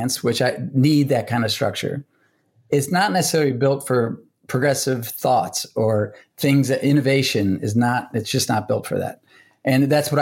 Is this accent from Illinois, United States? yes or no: yes; Chicago, Illinois, United States; now in New York, United States; I'm from Chicago originally, so we're going to go back there see family.